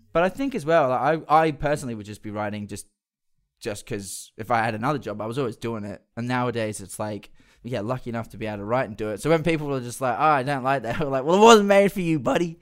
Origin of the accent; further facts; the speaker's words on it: Perth, Western Australia, Australia; when we were growing up in Perth.